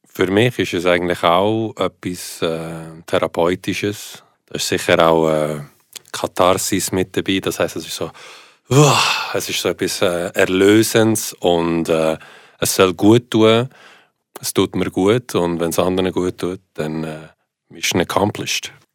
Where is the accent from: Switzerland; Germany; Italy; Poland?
Switzerland; first language Italian; German is a second language; warum bin ich in der Schweiz aufgewachsen